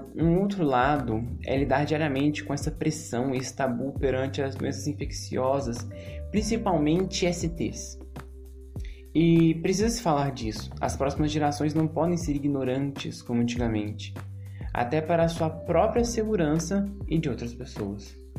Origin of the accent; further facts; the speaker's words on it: Brazil; como brasileiros